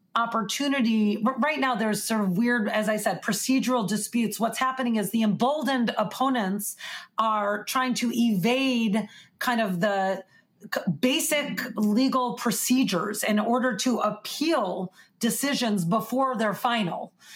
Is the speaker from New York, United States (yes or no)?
no; Chicago, Illinois, United States; my hometown of Chicago